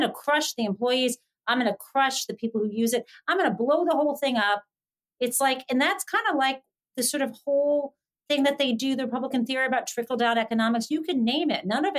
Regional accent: Michigan, United States; moved away as an adult; now in Massachusetts, United States; I grew up in the Midwest, I grew up in Michigan

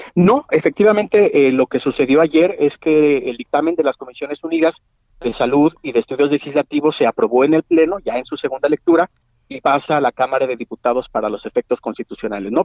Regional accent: Mexico

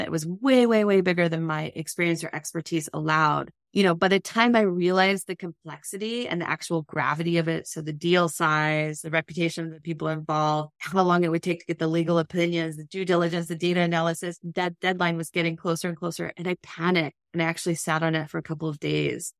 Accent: California, United States; I grew up in California

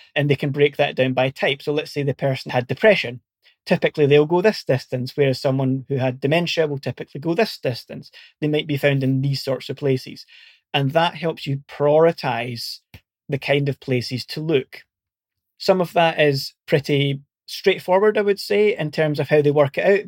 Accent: Scotland, United Kingdom; accent: Scottish; moved away as an adult; also born or lived in Portsmouth; you might be able to tell from my accent, I'm originally Scottish

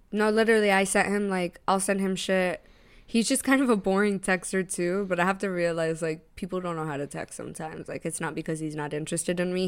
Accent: Tampa, Florida, United States; now in New York, United States; Tampa, which is my hometown

